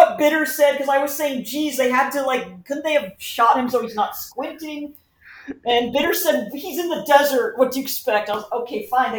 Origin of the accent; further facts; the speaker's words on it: Southern California, United States; I grew up in Southern California.